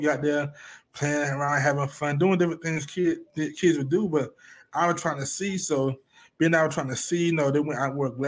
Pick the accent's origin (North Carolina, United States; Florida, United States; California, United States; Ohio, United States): North Carolina, United States; Elizabeth City; now in Charlotte, United States; I'm originally from Elizabeth City, North Carolina. I now reside in Charlotte, North Carolina.